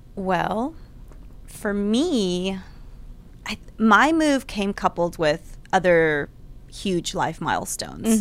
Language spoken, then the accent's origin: English; Houston, Texas, United States; I grew up in Houston.